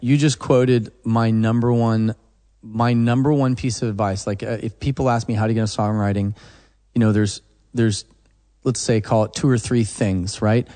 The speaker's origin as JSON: {"language": "English", "region": "Oklahoma", "country": "United States", "tie": "born or raised there", "said": "I'm from Oklahoma"}